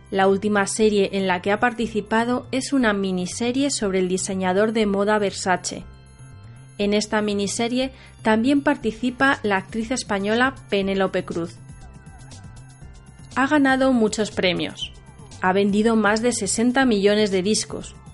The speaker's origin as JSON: {"language": "Spanish", "region": "Tokyo", "country": "Japan", "second_language": "Spanish", "moved": "as an adult", "lives_now": "Alcalá de Henares, Spain", "said": "soy de Tokio, centro de Japón."}